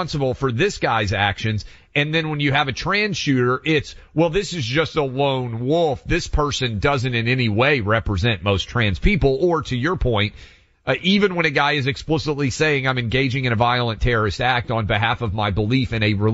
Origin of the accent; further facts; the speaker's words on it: Nashville, Tennessee, United States; my hometown, Buck, of Nashville